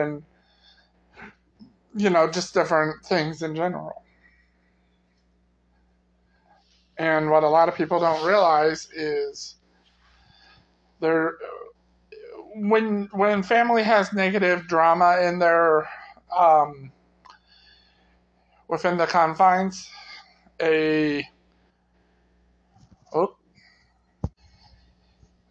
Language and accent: English; United States; I grew up in the Metro Quad City area